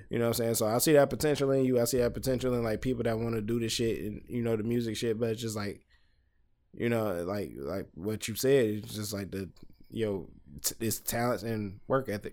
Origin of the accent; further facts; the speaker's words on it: Detroit, Michigan, United States; I'm from Detroit, Michigan